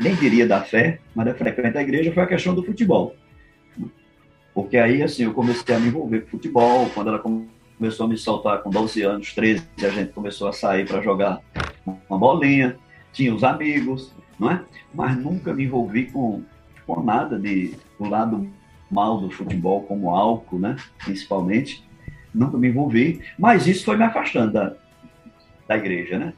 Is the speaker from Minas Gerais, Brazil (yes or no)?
no; Caruaru, Pernambuco, Brazil; now in Fortaleza, Brazil; Eu sou de Caruaru, Pernambuco